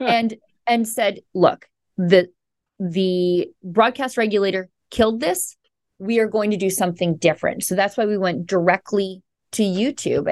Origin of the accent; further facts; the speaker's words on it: Alberta, Canada; I'm from Alberta, which I would describe as Canada's Texas